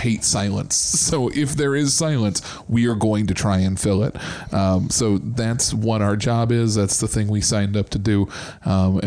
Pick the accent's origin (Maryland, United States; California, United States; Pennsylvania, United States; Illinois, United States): Illinois, United States; Chicago; now in St. Louis, United States; I came from Chicago. I was raised a Cub fan